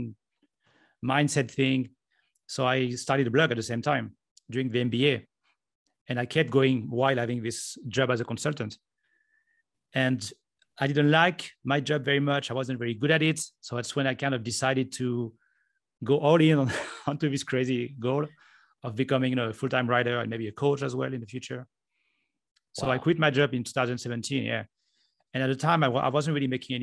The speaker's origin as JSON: {"language": "English", "country": "France", "also_born_or_lived": "Japan", "moved": "as an adult", "lives_now": "Estonia", "said": "I'm from France"}